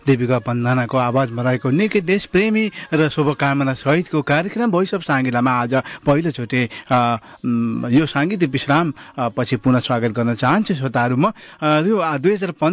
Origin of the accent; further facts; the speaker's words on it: Nepal; moved away; हामी नेपाली हौँ हिन्दू हौँ